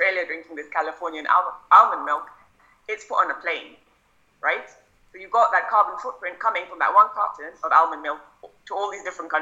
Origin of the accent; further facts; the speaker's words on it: India; as an Indian kid